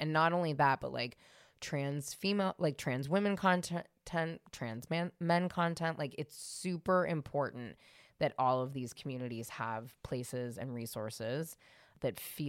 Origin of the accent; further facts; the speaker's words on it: San Francisco, California, United States; I grew up in San Francisco in the 90s.